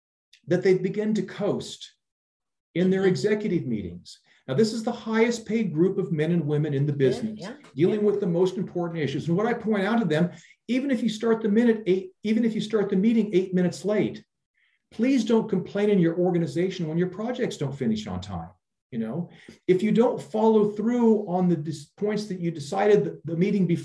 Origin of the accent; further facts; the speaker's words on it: Iowa, United States; moved away as an adult; also born or lived in Silicon Valley, United States; now in Europe; I'm originally from Iowa, which is the middle part of the United States.